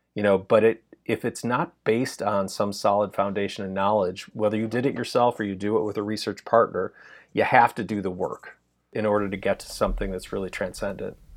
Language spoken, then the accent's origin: English; Chicago, Illinois, United States; moved away as an adult; now in Los Angeles, United States; I was originally from Chicago